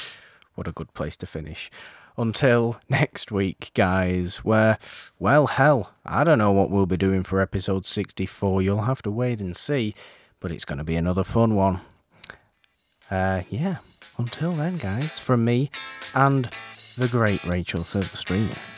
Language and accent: English; United Kingdom; I'm British